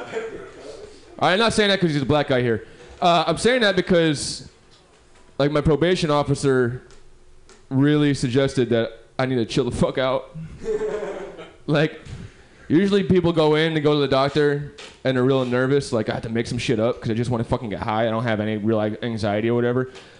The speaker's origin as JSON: {"language": "English", "town": "New York City", "region": "New York", "country": "United States", "said": "I'm from New York."}